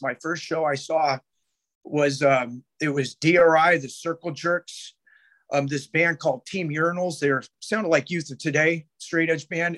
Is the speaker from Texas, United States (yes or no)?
no; Sacramento, California, United States; I grew up in Oak Park, Sacramento